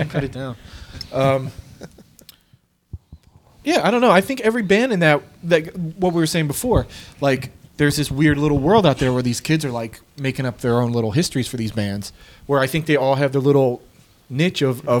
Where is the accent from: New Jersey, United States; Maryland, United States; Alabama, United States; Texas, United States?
New Jersey, United States; Trenton; I grew up in Trenton, New Jersey